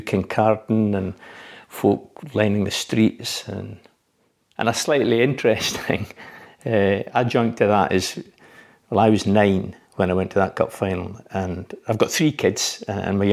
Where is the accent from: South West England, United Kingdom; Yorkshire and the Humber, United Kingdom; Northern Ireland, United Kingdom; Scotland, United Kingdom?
Scotland, United Kingdom; Glenrothes; we moved when I was age four through to Glenrothes. So all my schooling, I went to Warrout Primary School and a community high school